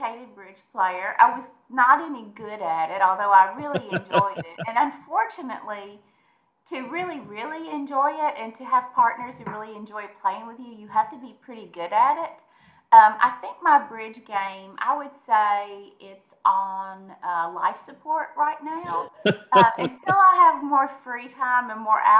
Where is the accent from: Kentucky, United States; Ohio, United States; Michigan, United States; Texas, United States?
Kentucky, United States; Munfordville; now in Nashville, United States; I grew up in Mumfordville, Kentucky